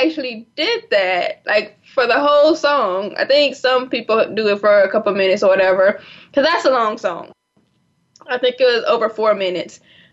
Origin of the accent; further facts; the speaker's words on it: South Florida, United States; moved away; I'm originally from South Florida